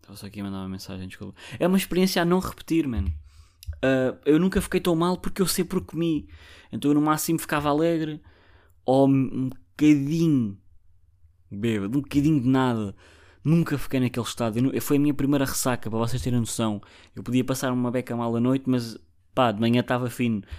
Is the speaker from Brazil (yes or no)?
no; Barreiro, Lisbon, Portugal; eu sou do Barreiro